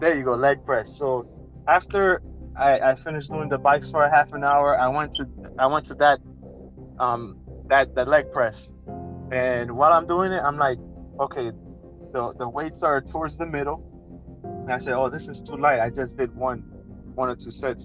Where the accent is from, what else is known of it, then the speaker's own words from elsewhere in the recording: New Jersey, United States; We're both from Jersey